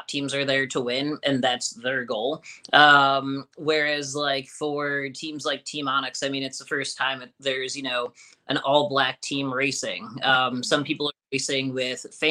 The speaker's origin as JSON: {"language": "English", "region": "Illinois", "country": "United States", "moved": "yes", "said": "I'm from Illinois"}